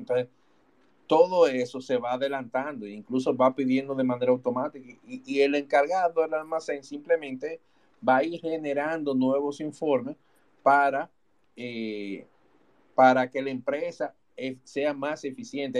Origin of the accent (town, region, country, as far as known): Dominican Republic